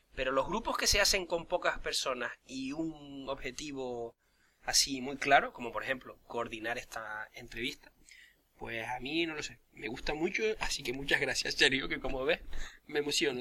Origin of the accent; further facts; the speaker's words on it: Canary Islands, Spain; yo como canario